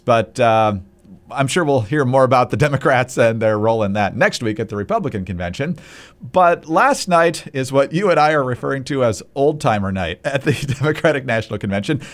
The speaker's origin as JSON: {"language": "English", "region": "Michigan", "country": "United States", "tie": "born or raised there", "said": "I grew up in Michigan"}